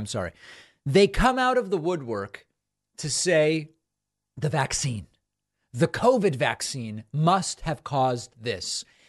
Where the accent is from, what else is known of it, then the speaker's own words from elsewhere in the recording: Massachusetts, United States; I remember growing up in Massachusetts when this happened to Reggie Lewis